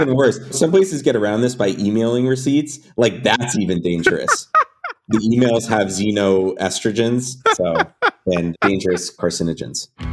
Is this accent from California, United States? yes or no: yes; California, United States; I grew up in California